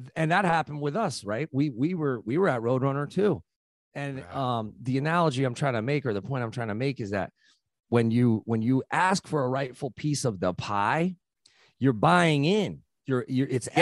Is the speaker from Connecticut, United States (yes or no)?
yes; New Haven, Connecticut, United States; I grew up in New Haven